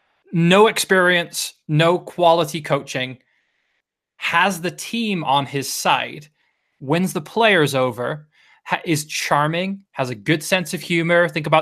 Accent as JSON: {"language": "English", "region": "Wales", "country": "United Kingdom"}